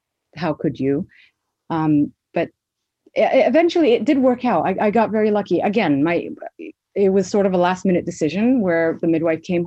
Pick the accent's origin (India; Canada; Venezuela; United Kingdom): Canada; Toronto, Ontario; I am a Somali born and raised in Toronto, Canada